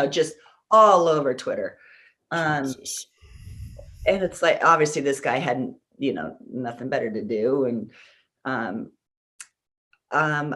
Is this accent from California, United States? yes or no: yes; California, United States; I'm a California girl